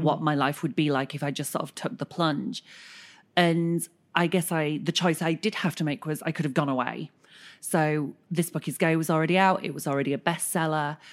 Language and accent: English; Bradford, Yorkshire and the Humber, United Kingdom; I was growing up in Bradford